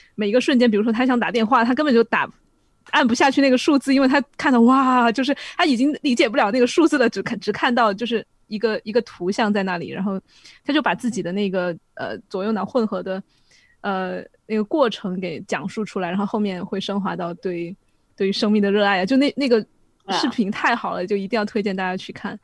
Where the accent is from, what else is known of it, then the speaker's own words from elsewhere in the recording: Sichuan, China; accent: Sichuanese; 我们四川话